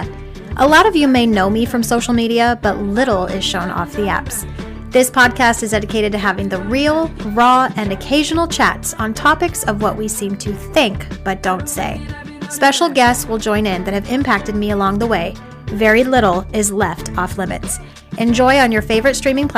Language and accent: English; Ohio, United States; I was born and raised in Ohio